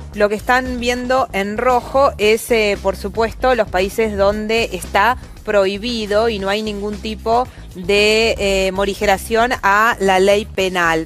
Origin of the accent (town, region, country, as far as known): Argentina